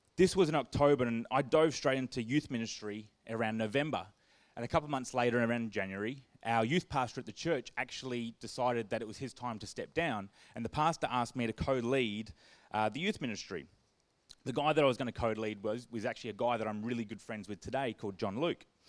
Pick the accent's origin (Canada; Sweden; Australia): Australia; Perth, Western Australia; I grew up in Perth with lots of cousins and friends